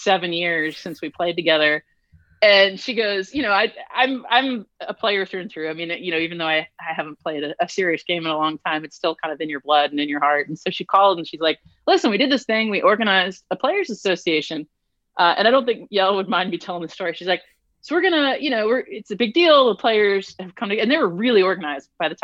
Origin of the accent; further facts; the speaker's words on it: St. Louis, Missouri, United States; moved away as an adult; also born or lived in Cary, North Carolina; now in North Carolina, United States; I was born and raised in St. Louis, which is, of course, a big soccer town